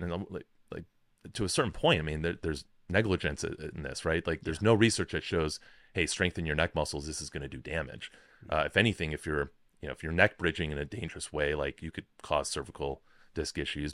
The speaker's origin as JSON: {"language": "English", "town": "Chicago", "region": "Illinois", "country": "United States", "tie": "born or raised there", "also_born_or_lived": "Rochester, New York / Washington, District of Columbia, United States", "moved": "as an adult", "said": "I grew up in Chicago"}